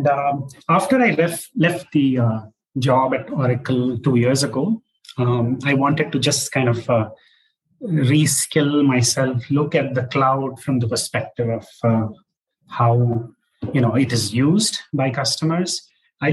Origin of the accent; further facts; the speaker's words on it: Hyderabad, Telangana, India; moved away as an adult; also born or lived in Chennai, India / San Francisco Bay Area, United States; now in Bangalore, India; So I grew up in Hyderabad, where I attended, Hyderabad Public School